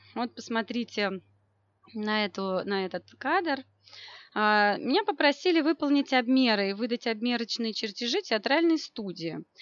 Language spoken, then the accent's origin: Russian; Moscow, Russia; я из Москвы, и моя профессия архитектор